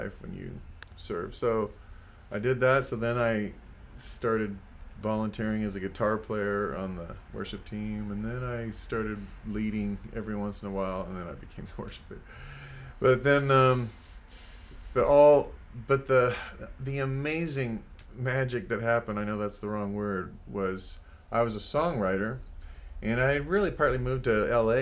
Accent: El Paso, Texas, United States; now in Los Angeles, United States; I'm from El Paso, Texas

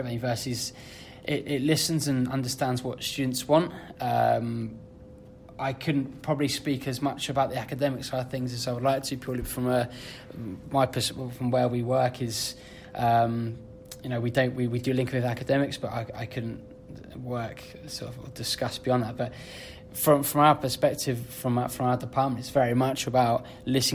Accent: Bedford, East of England, United Kingdom; moved away as an adult; I was born and bred in Bedford. I grew up watching professional rugby at Bedford

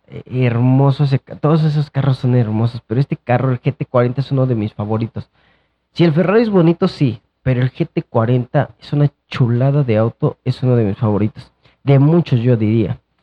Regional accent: Mexico

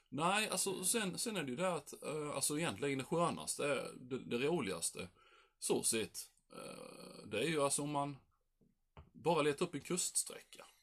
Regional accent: Sweden; vi svenskar

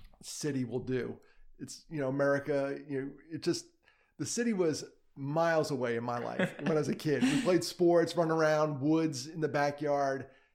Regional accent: Valley Cottage, New York, United States; also born or lived in Brooklyn, New York; I grew up in New York.

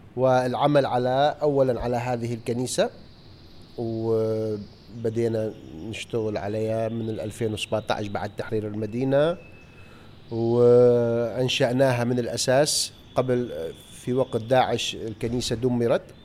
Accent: Mosul, Nineveh, Iraq; أنا من الموصل ولادتي موصل

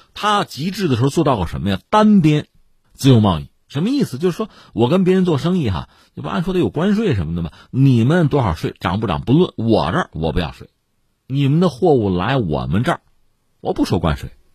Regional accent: China; 我们中国人

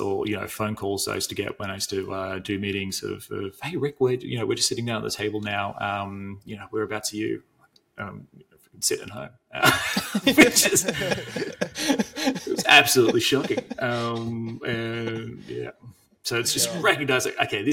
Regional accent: Australia; as an Australian

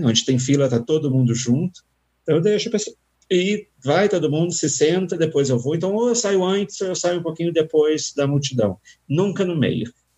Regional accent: Rio de Janeiro, Brazil; Eu sou carioca. Se você vai na minha cidade, no Rio de Janeiro

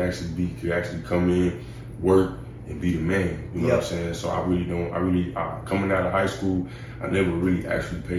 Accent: Houston, Texas, United States; I'm from Houston, Texas

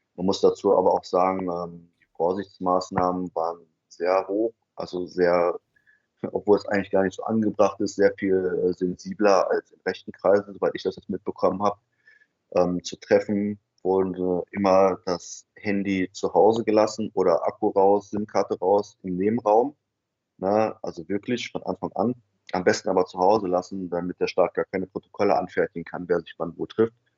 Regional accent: Germany; ich war ein ähm, Deutscher in einer migrantischen äh, Mehrheitsgesellschaft

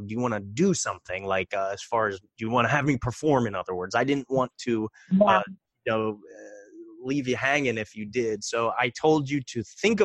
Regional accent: Reading, Pennsylvania, United States; I grew up in Reading, Pennsylvania. It's about an hour outside of Philadelphia.

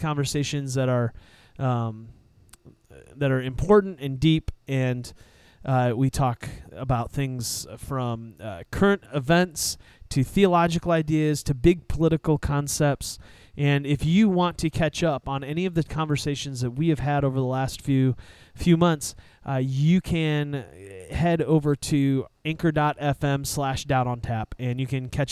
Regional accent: Southeastern Michigan, United States; We're from Southeastern Michigan

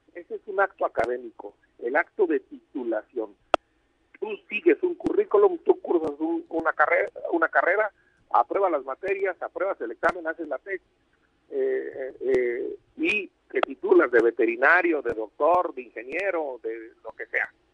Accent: Michoacán, Mexico; Yo soy de Michoacán

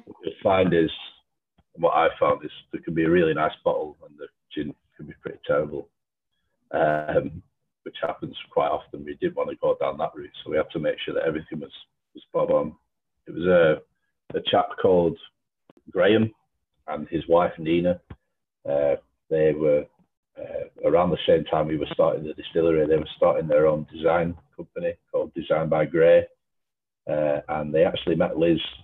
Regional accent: Lancashire, North West England, United Kingdom; I'm from Lancashire.

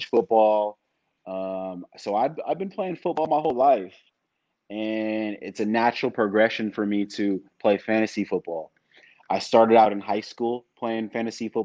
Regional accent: San Francisco, California, United States; now in Sacramento, United States; I was born in the Bay Area, the San Francisco area. But have since migrated for my job and college to Sacramento

